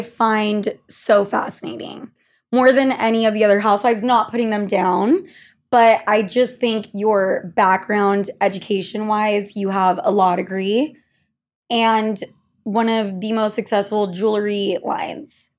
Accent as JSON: {"language": "English", "region": "Utah", "country": "United States", "moved": "yes", "lives_now": "New York, United States", "said": "two gals from Utah here in New York"}